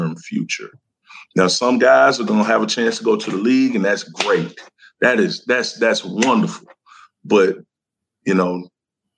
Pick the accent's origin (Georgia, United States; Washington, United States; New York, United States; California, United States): Georgia, United States; Decatur; I'm from Decatur, Georgia